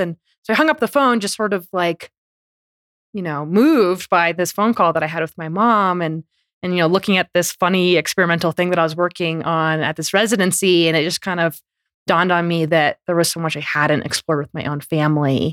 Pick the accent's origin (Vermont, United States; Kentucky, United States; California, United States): Vermont, United States; first language English; I grew up in Vermont.